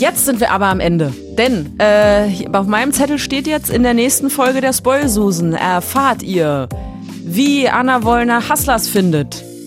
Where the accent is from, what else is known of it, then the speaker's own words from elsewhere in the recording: Berlin, Germany; als Urberlinerin